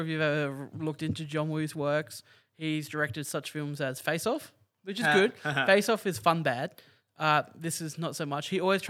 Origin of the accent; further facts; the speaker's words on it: Australia; as an Australian